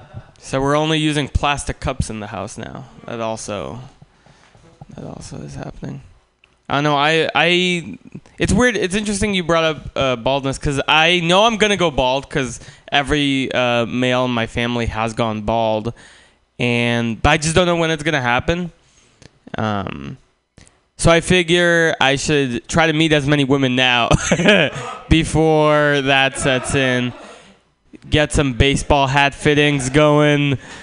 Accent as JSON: {"language": "English", "country": "Russia", "tie": "born there", "also_born_or_lived": "San Francisco, United States", "moved": "yes", "said": "I am not from here. Pam is correct. I was born in Russia, and then my family moved to San Francisco."}